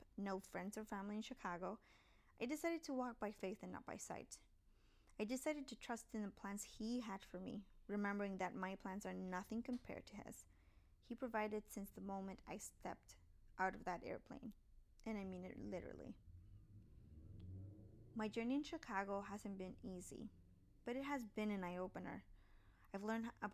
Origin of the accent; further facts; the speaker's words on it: Puerto Rico; moved away as an adult; also born or lived in Tampa, Florida; I grew up in Puerto Rico.